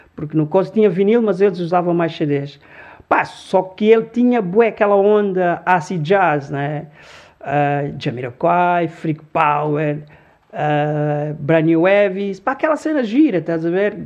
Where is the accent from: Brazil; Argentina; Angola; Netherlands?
Angola; Luanda, Luanda Province; born or raised there; Portuguese is a second language; also born or lived in Congo; now in Lisbon, Portugal